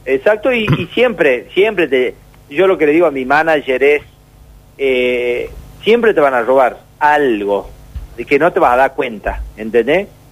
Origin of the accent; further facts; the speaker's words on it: Tucumán, Argentina; somos de Tucumán